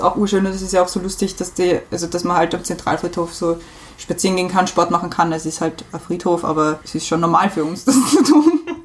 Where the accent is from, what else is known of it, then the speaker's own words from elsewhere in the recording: Vienna, Austria; also born or lived in Eisenstadt, Burgenland / Trausdorf an der Wulka; Ich bin geboren im Burgenland, in Eisenstadt und dann haben wir gewohnt, also wir haben gewohnt in Trausdorf an der Wulke Weltmetropole. Und wie ich dann, ich glaube, vier oder fünf Jahre alt war, sind wir nach Wien gezogen, auch eben nach Simmering